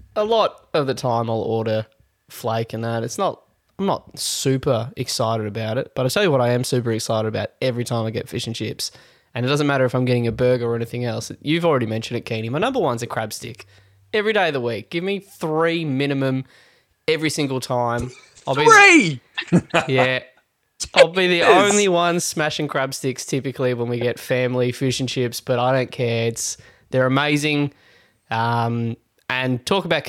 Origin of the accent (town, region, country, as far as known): Victoria, Australia